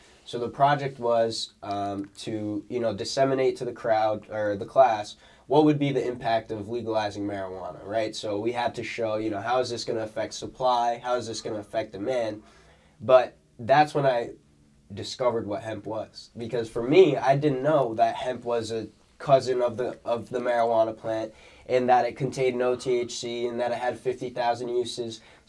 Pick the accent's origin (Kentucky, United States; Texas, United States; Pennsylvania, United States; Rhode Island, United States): Rhode Island, United States; East Providence; I was born in East Province, Rhode Island. That's where I was born and raised.